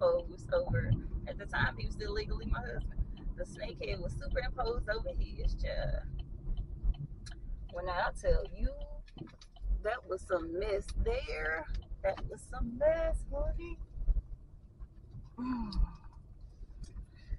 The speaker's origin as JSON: {"language": "English", "region": "the South", "country": "United States", "tie": "born or raised there", "said": "Growing up in the South"}